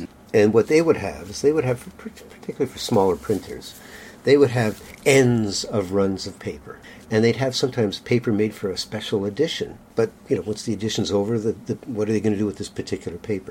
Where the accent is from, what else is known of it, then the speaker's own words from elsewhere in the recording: Kingston, Ontario, Canada; now in Montreal, Canada; I grew up in Kingston